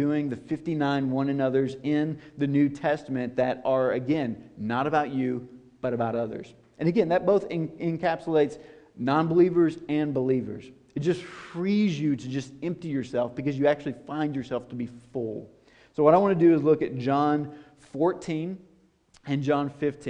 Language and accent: English; Nashville, Tennessee, United States; I'm from Nashville, Tennessee